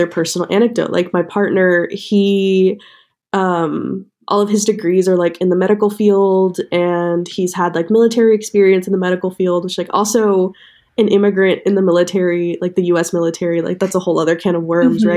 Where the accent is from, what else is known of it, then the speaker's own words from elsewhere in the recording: New York, United States; I was born in New York, but, like, not the city.